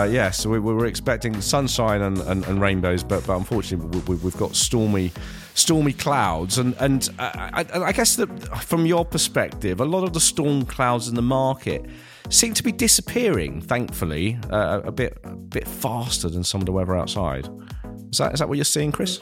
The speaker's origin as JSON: {"language": "English", "town": "Ilford", "region": "London", "country": "United Kingdom", "tie": "born or raised there", "said": "growing up in Ilford"}